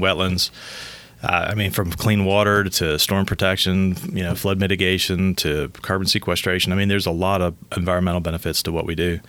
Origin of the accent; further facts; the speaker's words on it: Southeast Michigan, United States; growing up in Michigan, Southeast Michigan